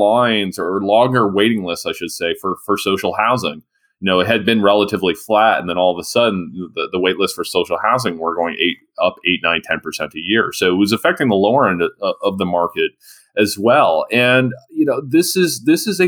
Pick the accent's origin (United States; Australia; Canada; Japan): Canada; London, Ontario; I'm from London, Ontario